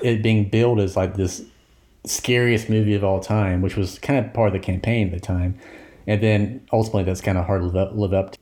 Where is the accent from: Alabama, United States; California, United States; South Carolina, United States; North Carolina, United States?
Alabama, United States; Alabaster; I grew up in Alabaster, back in the eighties, when I was a child